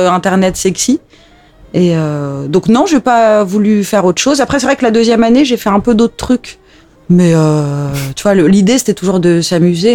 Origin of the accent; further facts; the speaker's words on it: Alsace, Grand Est, France; j'ai grandi en Alsace